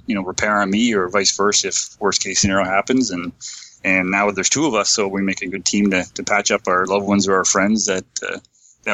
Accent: London, Ontario, Canada; born and raised in London, Ontario

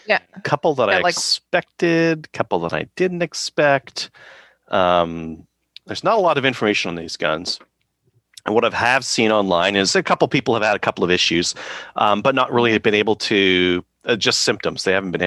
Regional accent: Canada; he was dismissive of because I'm a Canadian.

